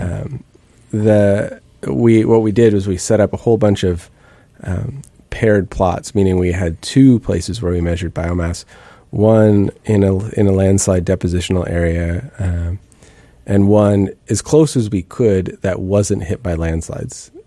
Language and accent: English; Bellingham, Washington, United States; moved away; I grew up in the Northwest and in, um, Bellingham and grew up sort of wandering in the woods